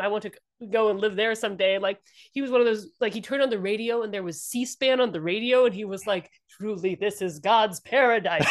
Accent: Washington, District of Columbia, United States; also born or lived in Indianapolis; I grew up, uh, D C and, um, my, my family is from the Midwest

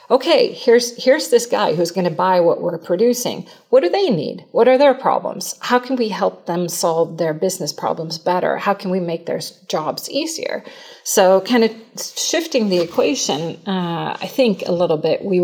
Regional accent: Sweden; moved away; you know, I came from Sweden, I started working in the US.

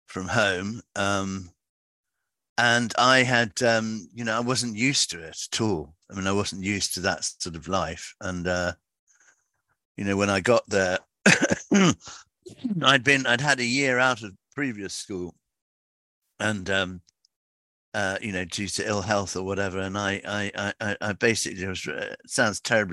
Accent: Gerrards Cross, South East England, United Kingdom; also born or lived in London / Somerset; now in Wincanton, United Kingdom; they moved to a place called Gerrard's Cross in Buckinghamshire. And in fact, my grandfather had been there for years, so I was brought up there

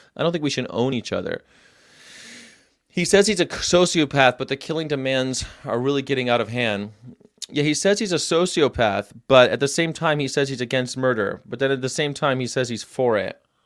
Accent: California, United States; moved away as an adult; I grew up here. I grew up in California, but I've lived all over the world. I moved back here about five years ago

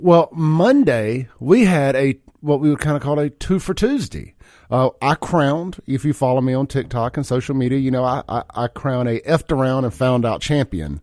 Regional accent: Byram, Mississippi, United States; I grew up in South Jackson Byram, uh, Lake Ridgely out there in Byram when I was a kid

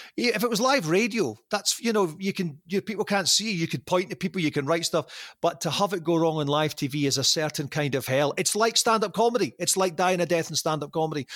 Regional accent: Arbroath, Scotland, United Kingdom; accent: Doric; moved away as an adult; also born or lived in Nova Scotia, Canada / Glasgow; now in Canada; my hometown

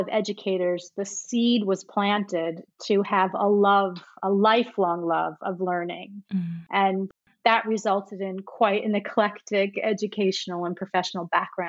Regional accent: New York, United States; moved away as an adult; now in Australia; People might recognize from my accent, I am from the States. Mm-hmm. I'm from New York, near New York City. But I've lived in Australia for just shy of 25 years

